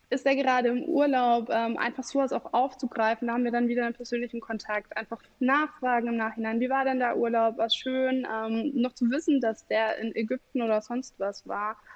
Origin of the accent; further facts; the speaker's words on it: Bavaria, Germany; now in Leipzig, Germany; Ähm, also ich komme aus Bayern, bin jetzt hier in Leipzig und habe lustigerweise extrem viele Kunden aus Bayern.